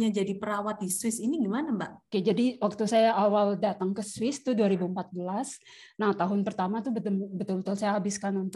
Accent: Papua, Indonesia; Saya asal dari Papua, dulu kuliah di Malang

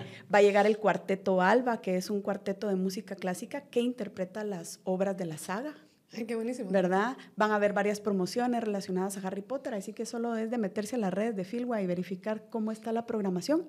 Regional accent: Guatemala; como guatemaltecos

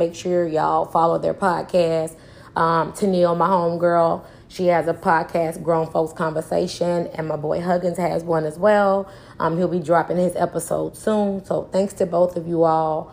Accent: Trenton, Tennessee, United States; moved away as an adult; also born or lived in Memphis, Tennessee / Chicago, Illinois; I was raised by my grandmother in a small town called Trenton, Tennessee

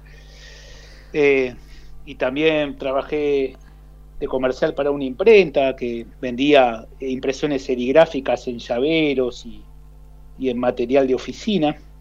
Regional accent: Santa Fe, Argentina; moved away as an adult; also born or lived in Rosario, Argentina / Sub-Saharan Africa / Belgium / Netherlands; now in Spain; Soy argentino, yo nací en, Rosario, me crié en Santa Fe, pero llevo 22 años fuera de Argentina

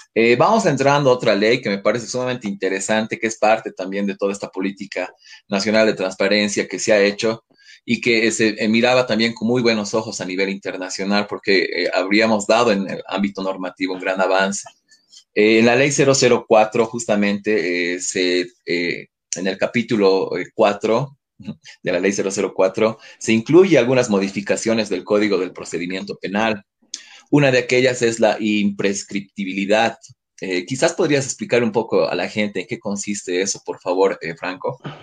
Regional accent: Bolivia; nosotros como bolivianos

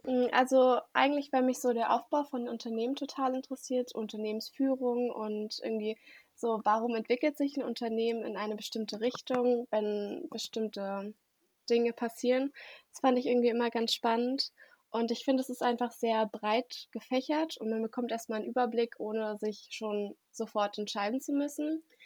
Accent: Germany; ich komme auch hier aus der Nähe und wollte in Berlin bleiben

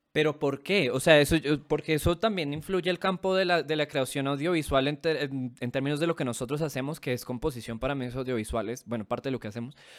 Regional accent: Venezuela; now in Colombia; mi país natal, jaja, en Venezuela

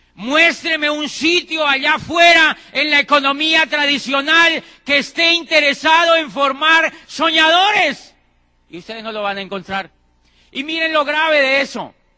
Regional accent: Colombia; Yo, yo en mi país ya estaba diciendo que ese país no servía para nada. En Colombia

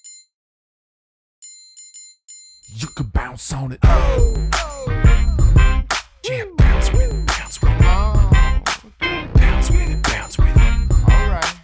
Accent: Virginia, United States; I grew up in Virginia

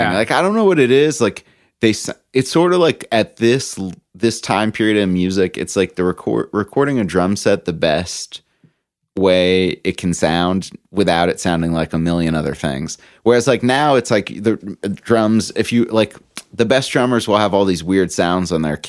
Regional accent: Canada; because of my height and the fact that I'm from Canada.

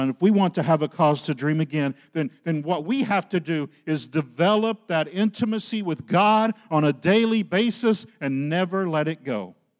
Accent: Oklahoma, United States; moved away; I grew up in Oklahoma

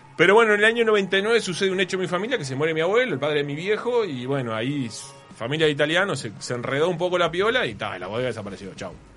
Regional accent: San José, Uruguay; born or raised there

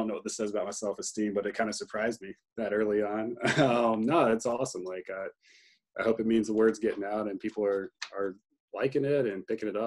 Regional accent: Greenville, North Carolina, United States; I grew up in Greenville

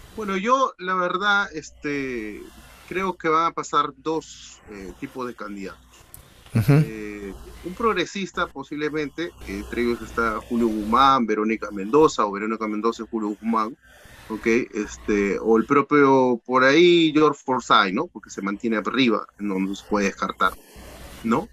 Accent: Piura, Peru; yo soy de Piura

